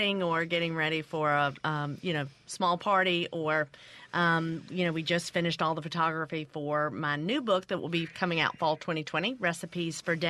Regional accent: Mississippi Delta, United States; moved away; also born or lived in Memphis, Tennessee; I grew up in the Delta, and my parents ended up divorced, and we moved to Memphis

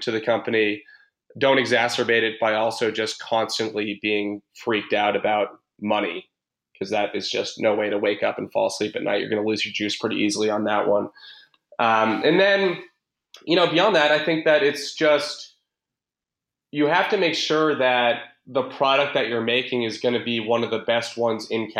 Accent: Boston, Massachusetts, United States; I'm from Boston

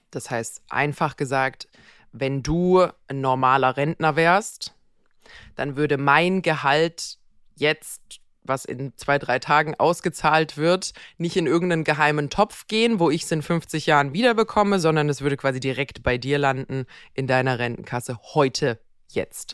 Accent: Croatia; moved away; in meiner Heimat Kroatien

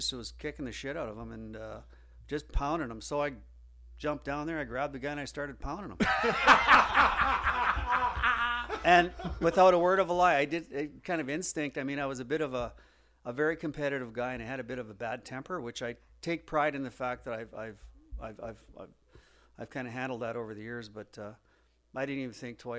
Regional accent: Banff, Alberta, Canada; I grew up in Banff, Alberta

